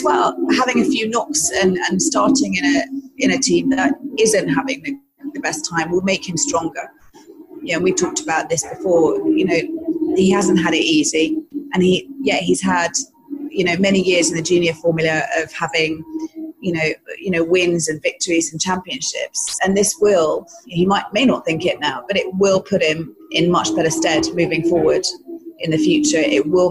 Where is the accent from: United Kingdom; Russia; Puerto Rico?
United Kingdom; I'm British